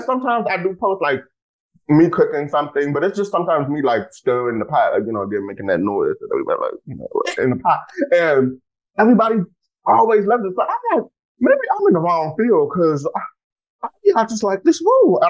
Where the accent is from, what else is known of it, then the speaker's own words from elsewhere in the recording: Texas, United States; I'm from Texas